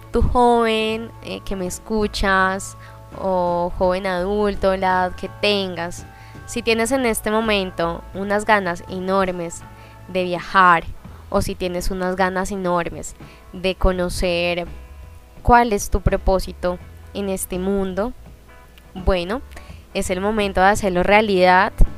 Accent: Colombia; also born or lived in Buenos Aires, Argentina; me refiero a este caso a Colombia, que es de donde vengo yo y donde estoy ahora

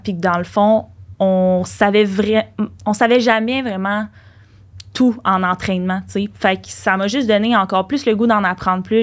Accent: Laval, Quebec, Canada; on est de Laval puis on reste à Laval

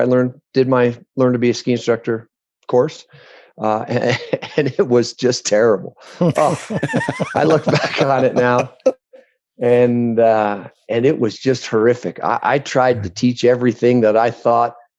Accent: Rhinebeck, New York, United States; growing up in Rhinebeck

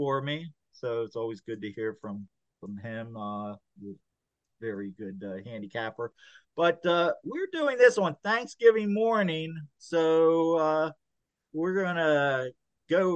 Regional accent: Maryland, United States; we grew up in Maryland.

